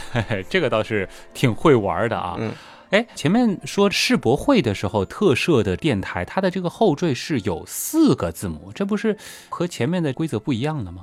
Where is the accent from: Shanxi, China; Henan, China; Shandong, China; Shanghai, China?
Shanghai, China; accent: Shanghainese; 我们上海话啊，这个方言里面，王和黄直接是一个音